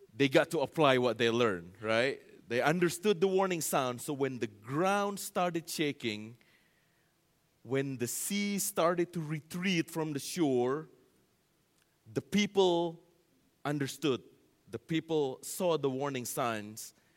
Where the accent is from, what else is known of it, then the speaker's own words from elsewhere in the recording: Indonesia; moved away; that's my home, uh, country there, Indonesia